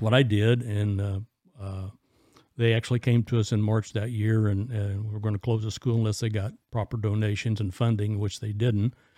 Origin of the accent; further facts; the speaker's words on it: Illinois, United States; also born or lived in Indiana; came back to Illinois